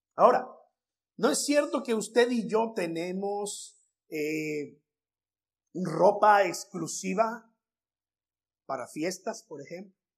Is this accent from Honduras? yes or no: no; Veracruz, Mexico; now in United States; en mi tierra, Veracruz